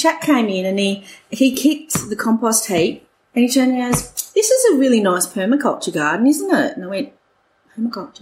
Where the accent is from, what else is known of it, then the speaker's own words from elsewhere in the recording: England, United Kingdom; moved away as an adult; now in Orange, Australia; I'm English and my husband's Welsh, and so we grew up in England